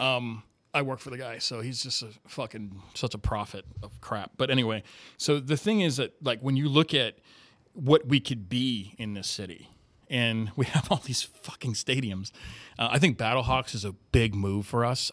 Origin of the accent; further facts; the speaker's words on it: Miami, Florida, United States; moved away as an adult; now in St. Louis, United States; I grew up, uh, raised there, did all my schooling there. I lived there for thirty-four years